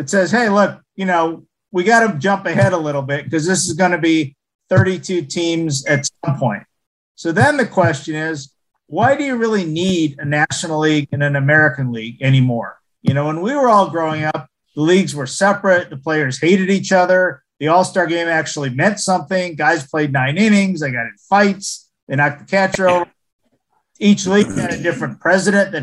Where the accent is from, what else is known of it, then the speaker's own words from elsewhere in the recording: Montreal, Quebec, Canada; moved away; I'm from Montreal